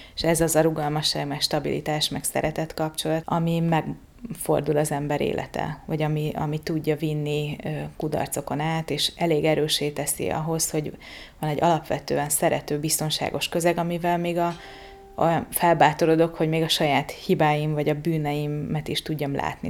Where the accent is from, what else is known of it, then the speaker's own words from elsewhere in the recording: Sopron, Győr-Moson-Sopron, Hungary; moved away as an adult; also born or lived in Bugac; now in Budapest, Hungary; Én Soproni vagyok, Sopronai kisváros